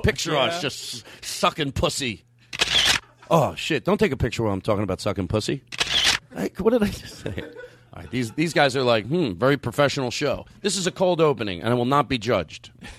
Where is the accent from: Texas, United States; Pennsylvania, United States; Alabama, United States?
Pennsylvania, United States; Philadelphia; I grew up in Philadelphia, and I'm actually a pretty good driver in the snow.